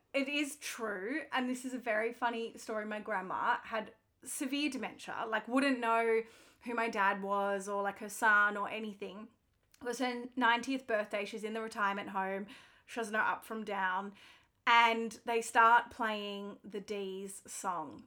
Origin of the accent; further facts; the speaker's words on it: Melbourne, Victoria, Australia; I grew up in Melbourne